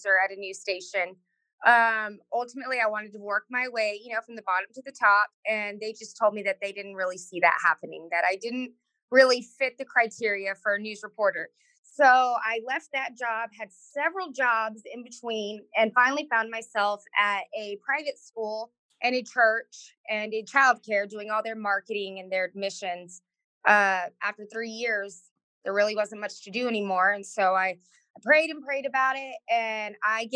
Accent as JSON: {"language": "English", "area": "Rio Grande Valley", "region": "Texas", "country": "United States", "tie": "born or raised there", "said": "I grew up in the Rio Grande Valley, which is the most southern tip of Texas"}